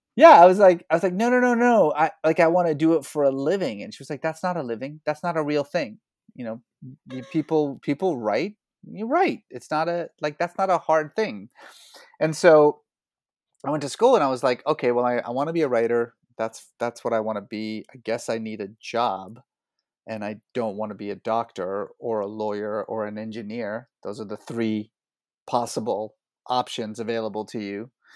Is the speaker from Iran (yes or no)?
yes; Iran; also born or lived in Oklahoma, United States; now in United States; I was born in Iran